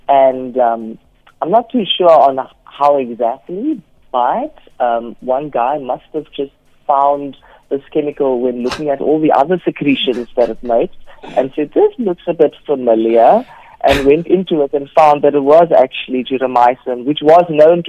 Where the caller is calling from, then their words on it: Cape Town, Western Cape, South Africa; I'm calling from Cape Town.